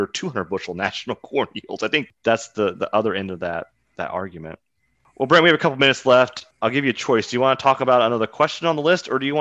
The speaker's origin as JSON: {"language": "English", "region": "Southeast Kansas", "country": "United States", "tie": "born or raised there", "said": "I grew up in Southeast Kansas"}